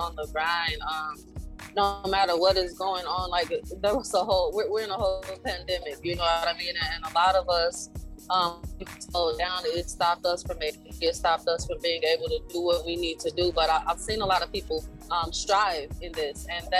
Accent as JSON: {"language": "English", "town": "Chicago", "region": "Illinois", "country": "United States", "also_born_or_lived": "Mississippi", "moved": "as an adult", "lives_now": "Atlanta, United States", "said": "I am from Chicago, Illinois. However, I am currently living in Atlanta, Georgia"}